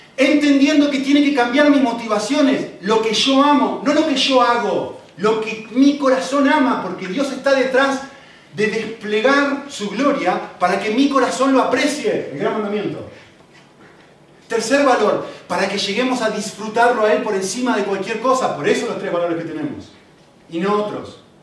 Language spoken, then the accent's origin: Spanish; Argentina; moved away; soy argentino